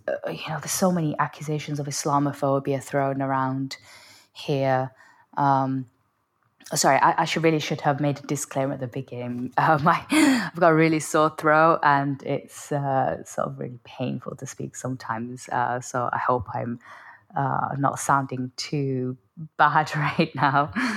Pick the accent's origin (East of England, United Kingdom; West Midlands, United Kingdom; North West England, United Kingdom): North West England, United Kingdom; Oldham; my hometown